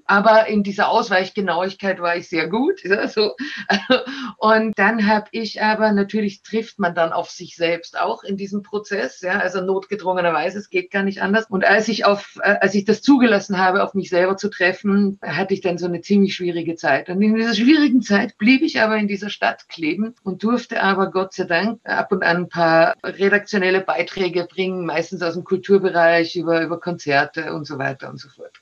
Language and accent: German; Austria; also born or lived in Germany; ich bin auch Österreicherin